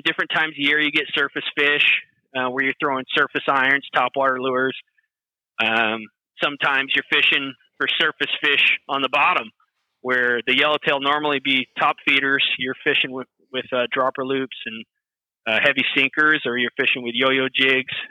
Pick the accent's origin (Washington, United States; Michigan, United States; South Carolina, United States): Michigan, United States; also born or lived in San Diego, California; now in Northern California, United States; I grew up in Michigan